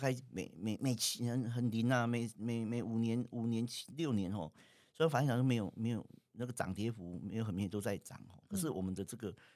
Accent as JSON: {"language": "Chinese", "region": "Yilan County", "country": "Taiwan", "moved": "as an adult", "lives_now": "Taipei, Taiwan", "said": "那时候我们是宜兰人啊，哦，那，那就那时候也在台北工作嘛"}